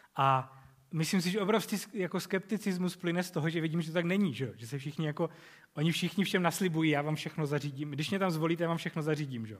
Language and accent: Czech; Czechia; jako Češi